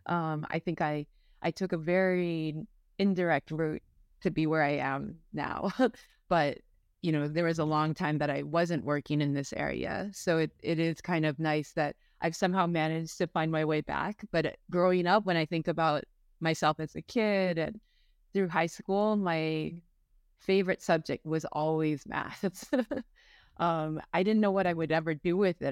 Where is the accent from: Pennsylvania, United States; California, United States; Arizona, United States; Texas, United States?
California, United States; San Francisco; I was born and raised in San Francisco